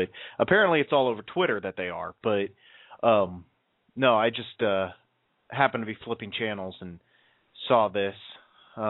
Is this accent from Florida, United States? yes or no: yes; Florida, United States; now in Texas, United States; I'm from Florida. I'm not from Texas. I have Florida license plates on my car.